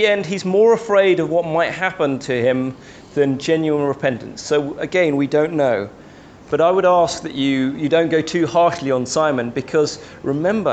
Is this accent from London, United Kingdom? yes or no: yes; London, United Kingdom; As a young boy growing up in the Chinese church in London